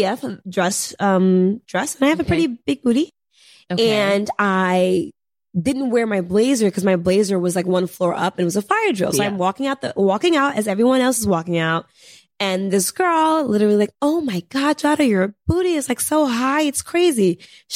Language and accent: English; Senegal; I'm from Senegal.